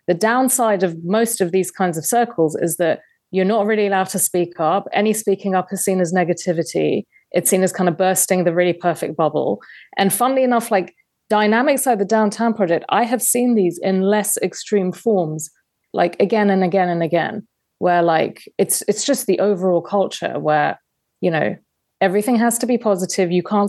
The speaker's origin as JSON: {"language": "English", "region": "London", "country": "United Kingdom", "tie": "born or raised there", "said": "I grew up in London, in England."}